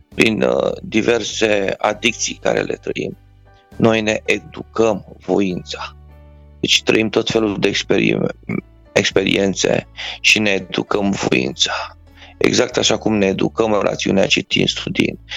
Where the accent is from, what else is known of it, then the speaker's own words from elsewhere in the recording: Romania; sunt mândru că sunt român